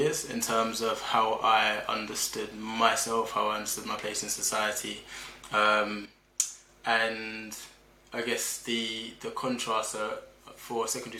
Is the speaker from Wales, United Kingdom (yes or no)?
no; Liverpool, North West England, United Kingdom; I was born in Liverpool, 1986, to a pair of Nigerian immigrants.